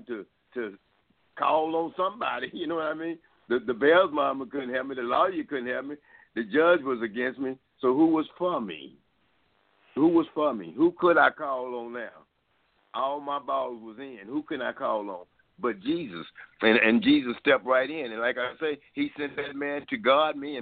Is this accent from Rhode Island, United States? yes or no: no; Dallas, Texas, United States; I'm from Dallas